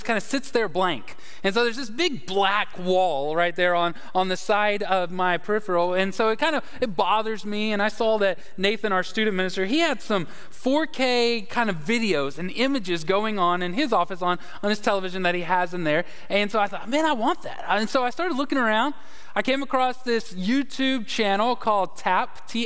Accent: Dallas, Texas, United States; now in Conway, United States; Dallas, Texas is where I am from. And the reason, it's my hometown.

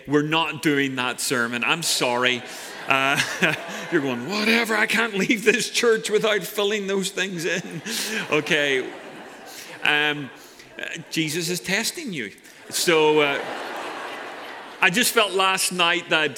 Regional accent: Ireland; now in Santa Cruz, United States; I'm Irish.

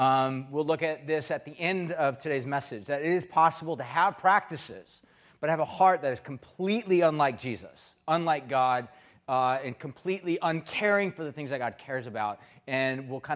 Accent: United States; as an American

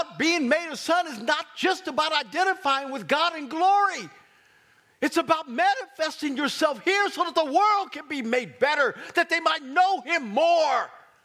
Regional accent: Kansas City, Missouri, United States; We're from Kansas City.

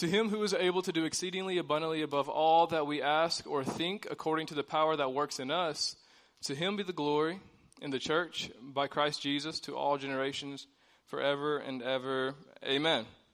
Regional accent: Ballard County, Western Kentucky, United States; also born or lived in Springfield, Illinois; I grew up in Western Kentucky. I'm originally from Springfield, Illinois, but I got adopted by my aunt and got to Western Kentucky.

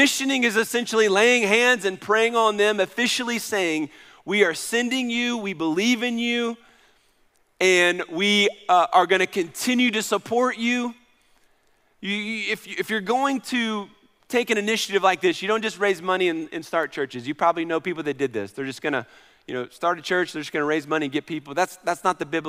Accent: Knoxville, Tennessee, United States; moved away; I was raised in Knoxville, so I ran the streets of Kingston Pike and Westtown Mall and Bearden Hill and all that for many, many years

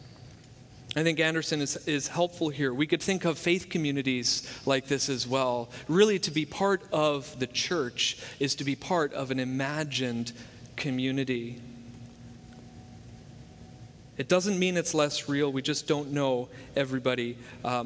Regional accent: Hamilton, Ontario, Canada; it's from my hometown

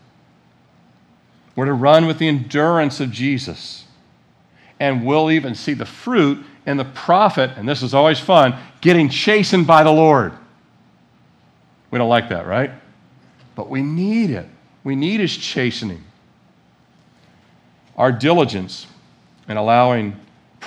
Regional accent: United States; I was born in America

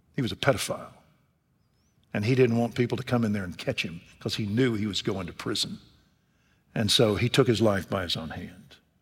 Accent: Waco, Texas, United States; Waco, Texas, my hometown

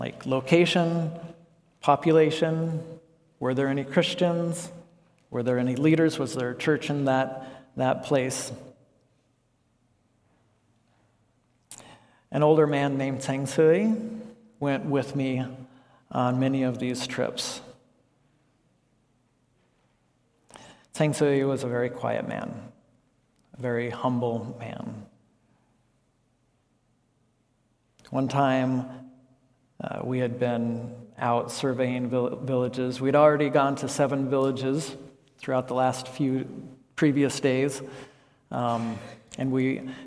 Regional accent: United States; moved away as an adult; also born or lived in Laos; I'm an American

